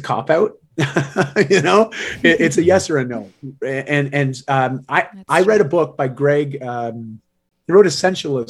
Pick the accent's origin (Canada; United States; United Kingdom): Canada; I am a Canadian